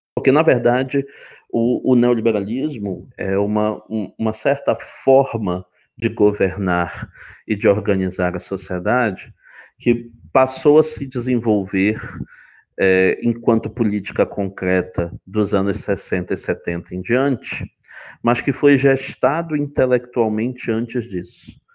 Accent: Belém, Pará, Brazil; moved away as an adult; also born or lived in Santa Catarina / Frankfurt; now in Rio de Janeiro, Brazil; eu sou originalmente de, de Belém do Pará, é, de, é lá que eu cursei uh, o meu bacharelado em Direito na UFPA

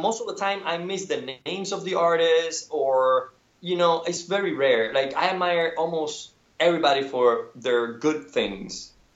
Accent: Cuba; born or raised there; moved away

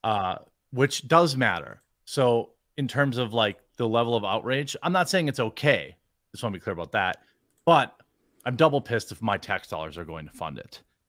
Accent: United States; as an American, I'm sorry, as a Yank

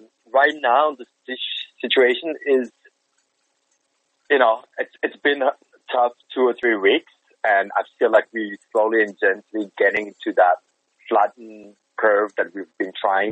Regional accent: Fribourg, Switzerland; moved away as an adult; also born or lived in United States; I'm in Switzerland right now, in the town of Fribourg, which is my hometown

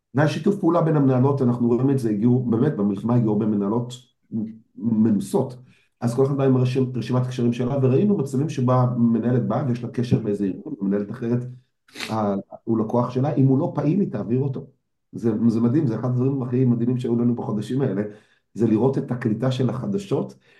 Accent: Israel

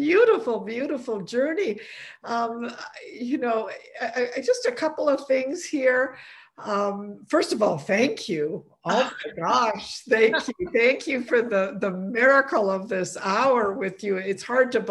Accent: Poland; I was born in Poland on the same day as St. John Paul II on Pentecost Sunday

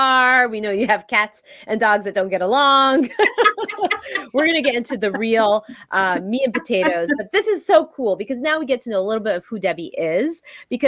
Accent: West Coast, United States; I'm from the West Coast

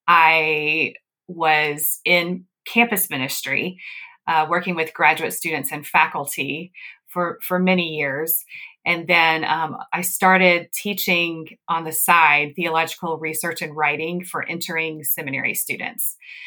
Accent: the South, United States; also born or lived in Northeast US; now in US Midwest; Well, I grew up in the South, and then I lived in the Northeast, and now I'm in the Midwest.

